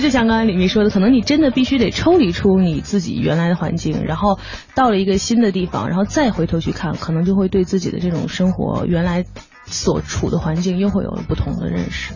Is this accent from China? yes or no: yes; Beijing, China; 可能很多人觉得我们北京人在讨论物